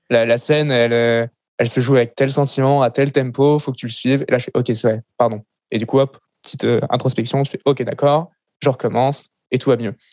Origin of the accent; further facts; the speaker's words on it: Paris, Île-de-France, France; born there; also born or lived in Lille / Le Mans / Grenoble; Euh, donc, je suis né à Paris, l'ai déménagé à Lille, puis après au Mans, après à Grenoble, après en campagne parisienne dans un petit village de 300 habitants